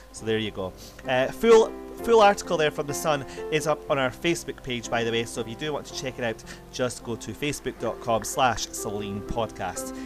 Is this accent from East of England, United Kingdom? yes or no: no; Scotland, United Kingdom; my home country of Scotland